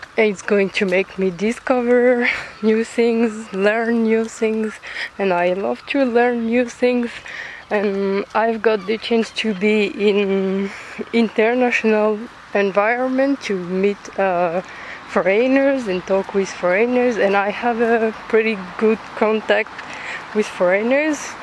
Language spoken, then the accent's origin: English; France; accent: French; English is a second language; I'm French, but you probably figured out with my accent